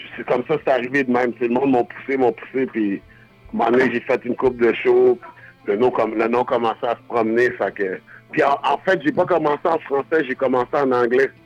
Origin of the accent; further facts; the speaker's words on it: Quebec, Canada; also born or lived in Buffalo, New York, United States; On est québécois